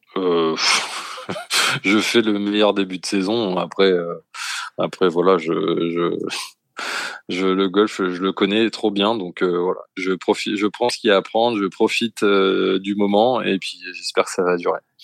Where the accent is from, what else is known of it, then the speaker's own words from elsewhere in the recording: France; nous les Français on bosse beaucoup.